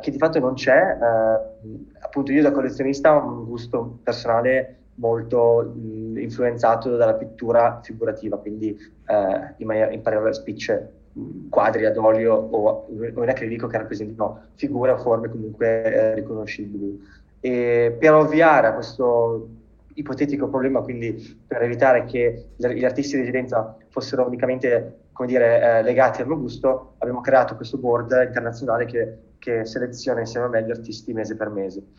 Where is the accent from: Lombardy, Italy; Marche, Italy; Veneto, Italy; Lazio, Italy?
Lombardy, Italy; Bergamo; moved away as an adult; also born or lived in London / New York; now in Brescia, Italy; nato e cresciuto a Bergamo, al momento però mi trovo a Brescia